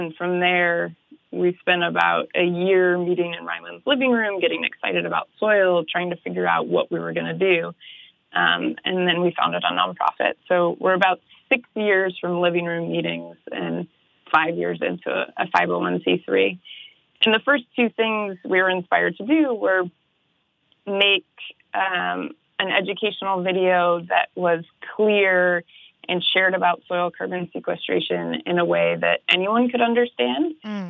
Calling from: Los Angeles, California, United States; I'm in Los Angeles. That's where we're based.

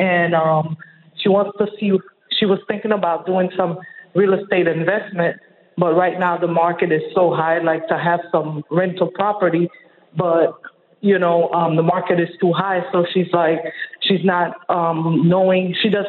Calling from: Miami, Florida, United States; I'm calling from Miami, Florida

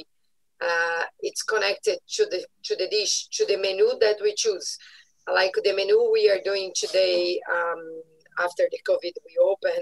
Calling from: Curitiba, Paraná, Brazil; I'm calling from Brazil, from South Brazil, Curitiba

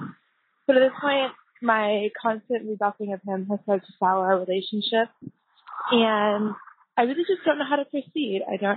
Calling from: Toronto, Ontario, Canada; I'm calling you from Toronto, Canada.

